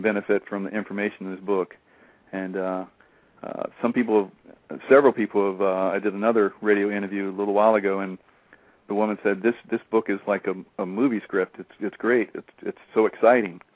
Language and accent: English; Columbia, South Carolina, United States; moved away as an adult; my hometown here in Columbia